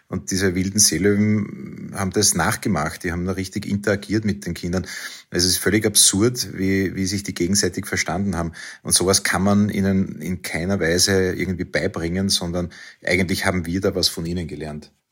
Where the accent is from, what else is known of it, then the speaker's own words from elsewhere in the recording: Vienna, Austria; Wir sind eine Wiener Familie, sehr reise- und sehr abenteuerlustig.